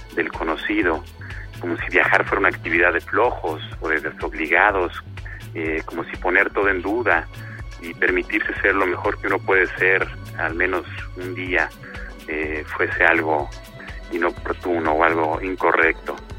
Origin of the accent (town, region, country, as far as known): Mexico